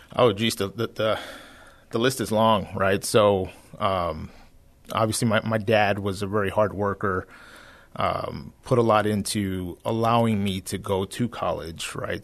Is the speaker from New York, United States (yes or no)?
no; San Antonio, Texas, United States; I'm born and raised here in San Antonio